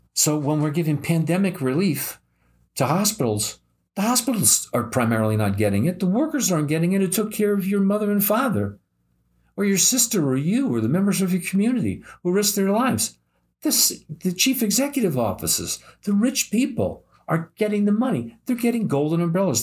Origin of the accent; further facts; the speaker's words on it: United States; I'm American